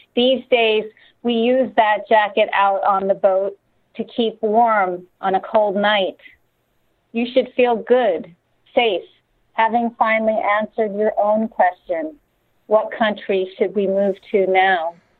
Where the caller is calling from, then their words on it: Massachusetts, United States; I'm calling you from Massachusetts